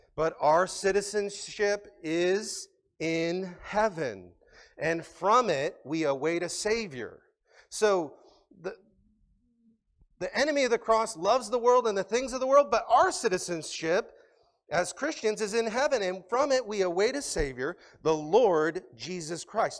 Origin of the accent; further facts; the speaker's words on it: United States; We're Americans.